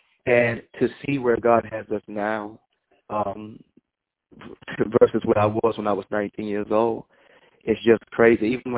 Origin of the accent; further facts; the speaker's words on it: Colombia; I am from Colombia. Well, it's a little town right next to Colombia. It's called Hawkins.